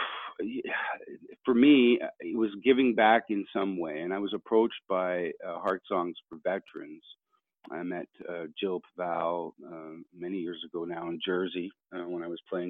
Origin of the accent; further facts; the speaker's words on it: Canada; I am Canadian musician, gentleman farmer